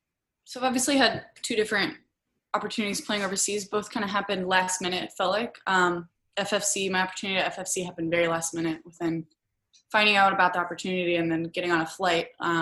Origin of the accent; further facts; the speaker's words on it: Oregon, United States; I played at Oregon State and I grew up in Oregon and, hadn't really left much.